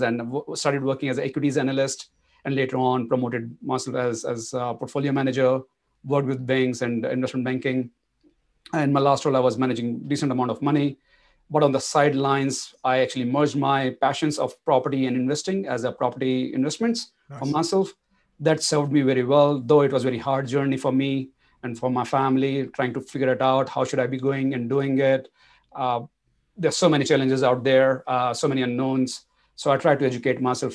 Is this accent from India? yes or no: yes; India; moved away as an adult; also born or lived in Singapore; now in Australia; being an Indian, like it was easy for me to jump into IT bandwagon then. And IT was the industry that took me to places from India to Singapore and then to Australia. So I came here in 2006 in Australia